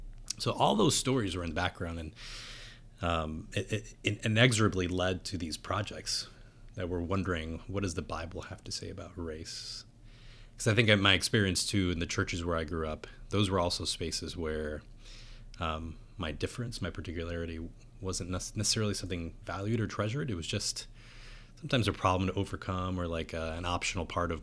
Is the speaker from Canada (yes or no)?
no; San Juan, Puerto Rico; So I was born outside of San Juan, Puerto Rico. Both my parents are Puerto Ricans.